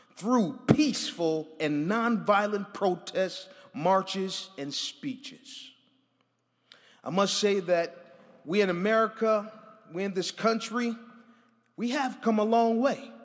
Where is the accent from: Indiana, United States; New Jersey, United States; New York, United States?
New York, United States; Buffalo; I'm from Buffalo, New York, so I'm a little used to the cold